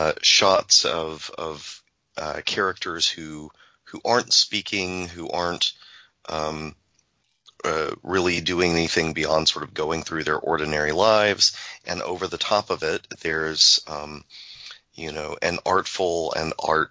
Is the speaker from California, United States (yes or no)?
no; Birmingham, Alabama, United States; moved away; we're going to be relocating over the summer to Birmingham, Alabama, which is my hometown